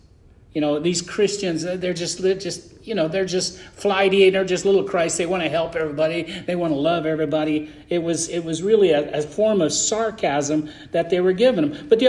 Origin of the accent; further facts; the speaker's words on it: United States; I am an American, and I love America. I'm a Baptist preacher, but guess what? All I want you to call me is a Christian.